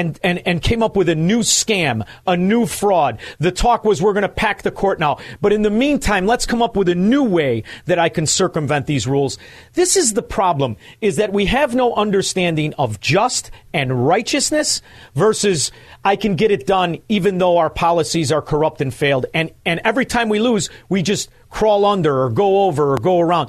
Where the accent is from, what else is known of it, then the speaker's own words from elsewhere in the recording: Chicago, Illinois, United States; I'm from Chicago. This show is in Chicago.